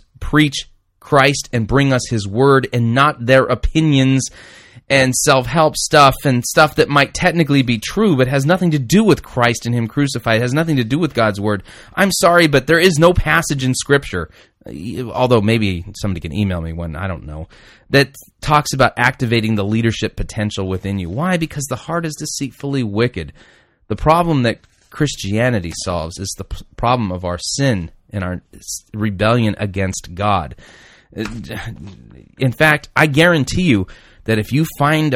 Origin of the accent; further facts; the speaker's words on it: United States; I'm just an American